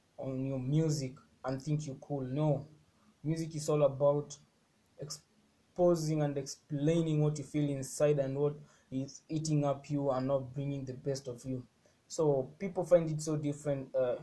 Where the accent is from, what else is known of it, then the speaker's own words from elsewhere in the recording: Kenya; I'm from Kenya, 254, and I'm proud to be from the East.